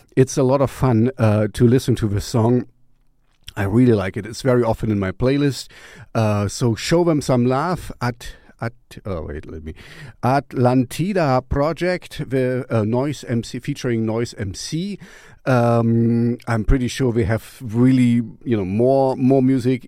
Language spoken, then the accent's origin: English; East Germany, Germany; I grew up in East Germany